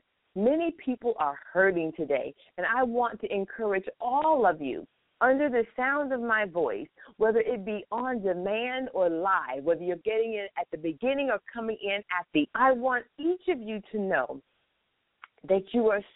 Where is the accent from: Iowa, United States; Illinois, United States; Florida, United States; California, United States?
Florida, United States; I am here in what I call my hometown, Florida